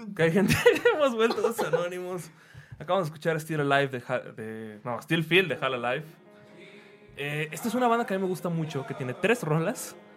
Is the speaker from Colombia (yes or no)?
no; Guadalajara, Jalisco, Mexico; soy de Guadalajara